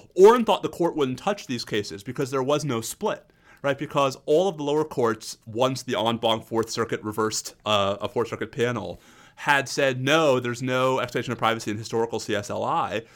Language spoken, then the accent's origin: English; New York, United States; As a New Yorker